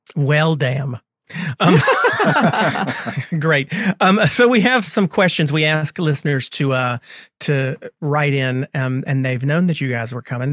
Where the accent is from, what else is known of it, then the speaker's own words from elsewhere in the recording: North Carolina, United States; my home state, North Carolina